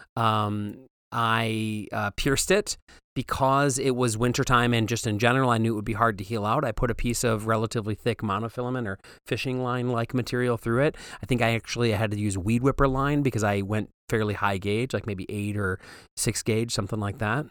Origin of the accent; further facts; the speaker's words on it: Waterford, Michigan, United States; also born or lived in Pontiac, Michigan; I'm from Pontiac, Michigan, um, although I grew up in Waterford